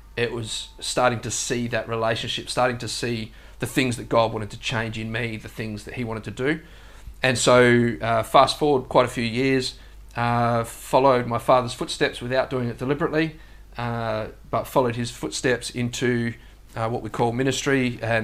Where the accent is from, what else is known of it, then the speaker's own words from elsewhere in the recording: South Australia, Australia; moved away as an adult; now in Gold Coast, Australia; I was born in South Australia, and I grew up there.